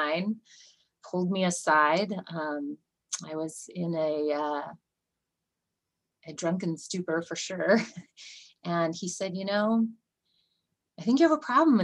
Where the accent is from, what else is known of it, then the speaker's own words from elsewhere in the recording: Santa Rosa, California, United States; moved away as an adult; also born or lived in Bay Area, California; now in Bend, United States; I am originally from California girl, grew up in Santa Rosa and lived in the Bay Area for a while and then migrated north